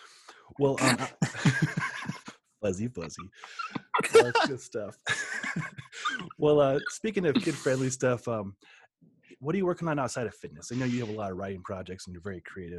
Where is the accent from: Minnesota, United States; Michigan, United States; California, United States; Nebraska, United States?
Nebraska, United States; Omaha; now in Colorado, United States; I grew up in Omaha